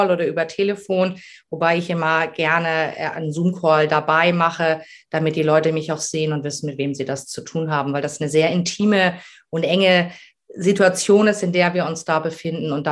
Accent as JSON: {"language": "German", "town": "Ramelsloh", "region": "Lower Saxony", "country": "Germany", "said": "ich komme aus Ramelsloh, das ist äh, unter Hamburg."}